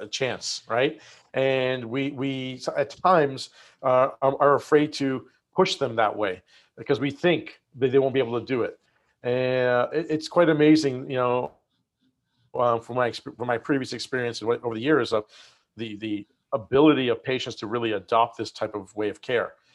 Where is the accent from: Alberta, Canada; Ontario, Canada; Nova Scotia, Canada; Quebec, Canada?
Nova Scotia, Canada; moved away as an adult; also born or lived in Michigan; now in San Diego, United States; grew up in Nova Scotia in Canada